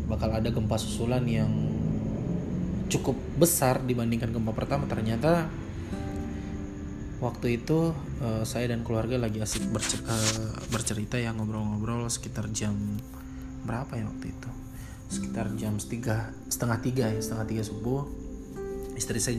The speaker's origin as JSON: {"language": "Indonesian", "region": "West Sulawesi", "country": "Indonesia", "said": "gempa yang kemarin melanda daerah saya tepatnya di wilayah Sulawesi Barat, kota Majene dan juga kota Mamuju."}